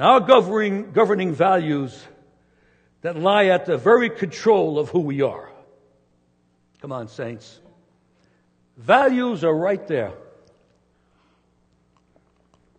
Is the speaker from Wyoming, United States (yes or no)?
no; New York City, New York, United States; I was born in New York City on brick and mortar with no trees